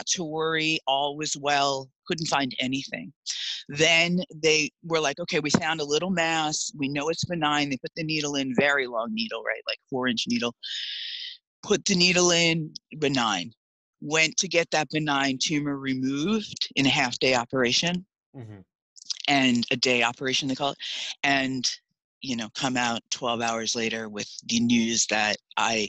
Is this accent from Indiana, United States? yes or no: no; East Islip, New York, United States; So I started out in Long Island, New York, Suffolk County, grew up in East Islip